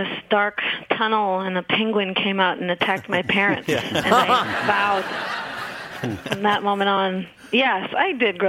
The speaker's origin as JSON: {"language": "English", "town": "Portland", "region": "Oregon", "country": "United States", "tie": "born or raised there", "said": "No, but there was a lot of music here. I mean, you know, it's a music town"}